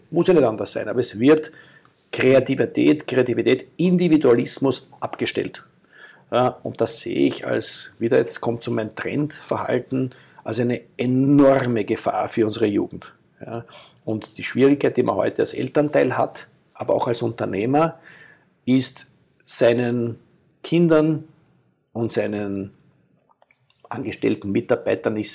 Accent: Austria; Ich bin jemand mit österreichischem Background und mit Kultur, mit dem ich aufgewachsen bin

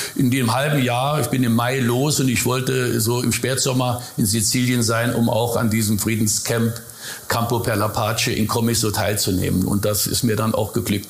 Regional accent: Überherrn, Saarland, Germany; also born or lived in Zimmern, Hunsrück; so bin ich dann in Überherrn aufgewachsen

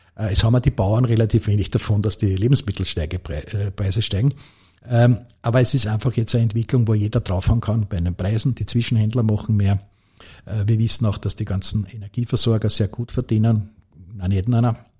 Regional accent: Lower Austria, Austria; ich bin halt als Niederösterreicher

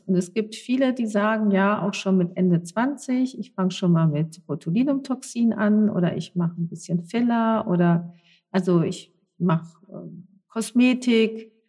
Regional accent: North Rhine-Westphalia, Germany; gebürtig in NRW

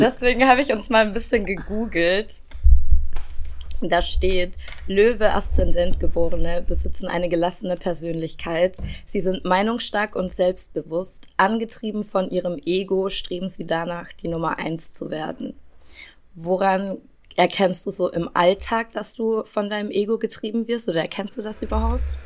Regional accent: Regensburg, Bavaria, Germany; meiner Heimatstadt Regensburg

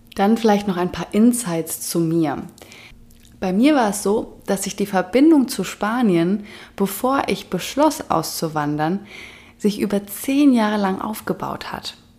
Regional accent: Germany; moved away as an adult; in Deutschland geboren worden zu sein, in Deutschland aufgewachsen worden zu sein

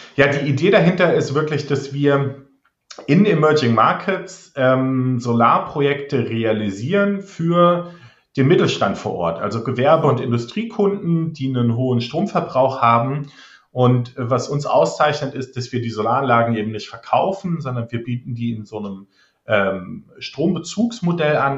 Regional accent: near Trier, Rhineland-Palatinate, Germany; also born or lived in Australia / Netherlands (half Dutch); bei den Stadtwerken in Trier, ähm, das ist in der Nähe von meiner Heimat

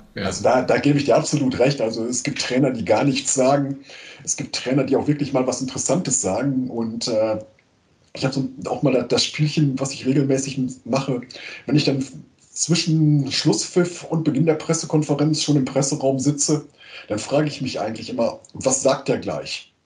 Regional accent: Münster, North Rhine-Westphalia, Germany; moved away as an adult; now in Eupen, Belgium; ich komme gebürtig aus Münster und ich wohne seit ungefähr 20 hm, Jahren in Eupen in Belgien

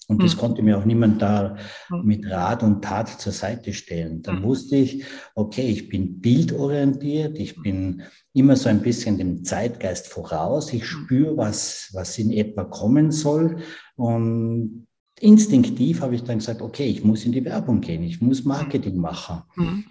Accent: Tyrol, Austria; Ich bin ja Tiroler

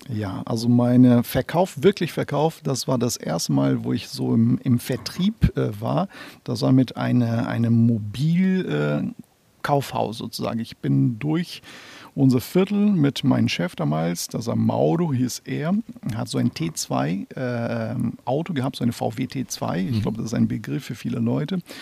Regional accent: Brazil; German is a second language; also born or lived in Northern Brazil / Amazonas / São Paulo; now in Hamburg, Germany; ich bin in Nordbrasilien geboren im Jahre 75. Und als ich zehn Monate alt war, hat meine Eltern sich entschieden, äh, nach Amazonas äh, umzuziehen.

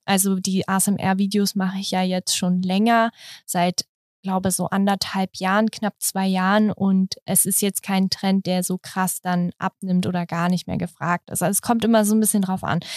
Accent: Berlin, Germany; Ich komme aus Berlin. Also ich bin richtige Berlinerin hier.

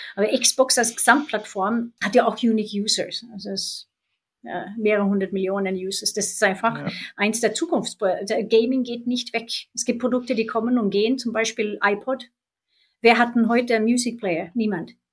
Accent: Sweden; now in Germany; mein Heimatland Schweden

